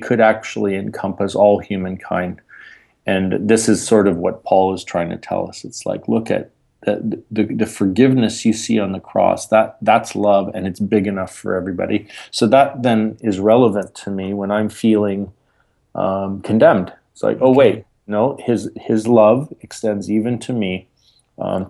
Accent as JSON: {"language": "English", "country": "Canada", "said": "I'm Canadian"}